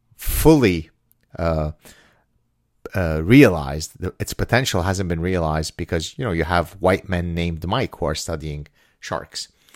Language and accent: English; Lebanon; now in Canada; I'm from the Middle East, therefore I'm a Jew of color